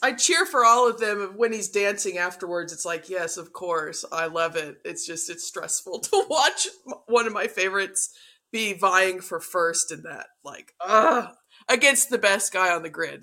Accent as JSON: {"language": "English", "region": "Texas", "country": "United States", "said": "I'm from Texas"}